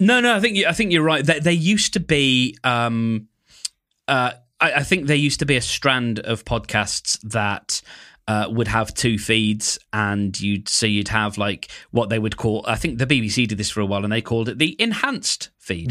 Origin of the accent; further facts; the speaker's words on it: United Kingdom; I'm British